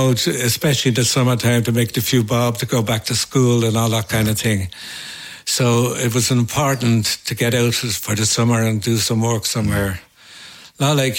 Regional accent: Dublin, Leinster, Ireland; growing up in Dublin

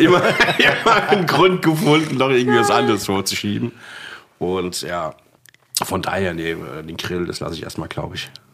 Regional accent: Frankfurt, Hesse, Germany; also born or lived in Königstein; gebürtiger Frankfurter.

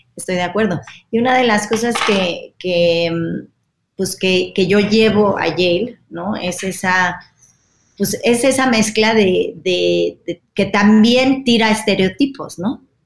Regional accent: Mexico; yo nací aquí, pero vengo de, de dos familias que, que no son mexicanas, ¿no? Entonces yo me siento absolutamente mexicana

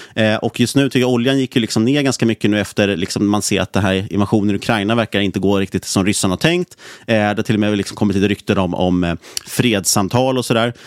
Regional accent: Sweden; som svensk

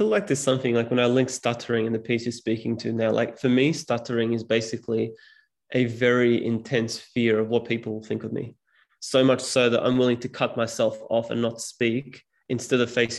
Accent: Serbia; first language Serbian; English is a second language; When I speak Serbian, which is my mother tongue, I still stutter.

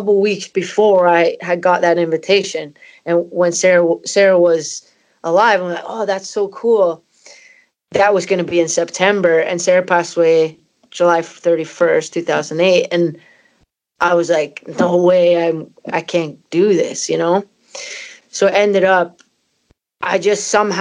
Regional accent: Canada; moved away as an adult; also born or lived in Scotland; my parents are Scottish and I'm from Canada

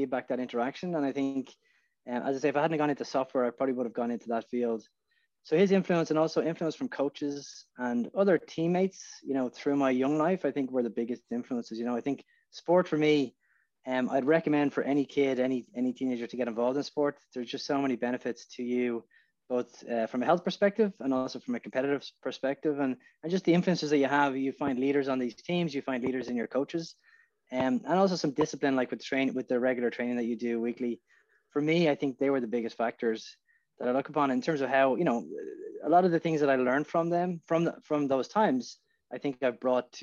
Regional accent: Portmarnock, Leinster, Ireland; moved away as an adult; now in San Francisco, United States; I was a young kid growing up in Portmarnock, and really it was an idyllic place to grow up in Ireland

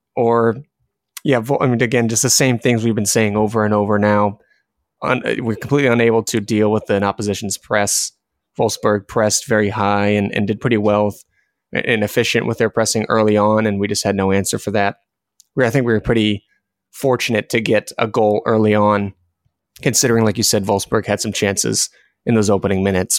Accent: United States; us as American fans

